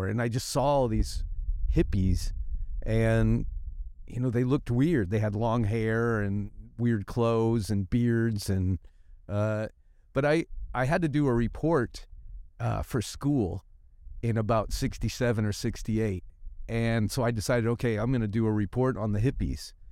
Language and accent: English; San Francisco, California, United States; when I grew up in San Francisco, there was hippies everywhere